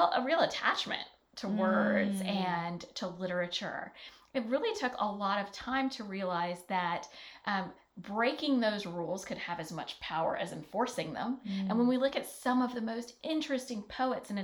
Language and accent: English; Alabama, United States; moved away as an adult; I grew up in Alabama.